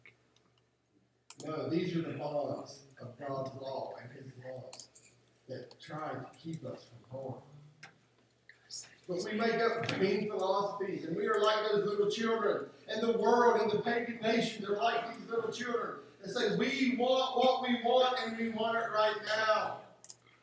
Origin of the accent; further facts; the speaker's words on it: West Virginia, United States; I grew up in West Virginia for a good part of my life.